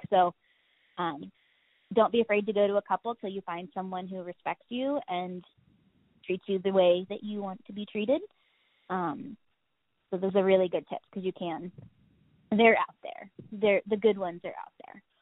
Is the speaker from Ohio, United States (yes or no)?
yes; Ohio, United States; because I come from Ohio, I also deal with cold